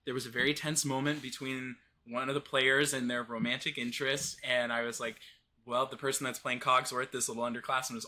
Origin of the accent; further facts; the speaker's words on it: Midwest, United States; I grew up in the Midwest, very rural, conservative kind of area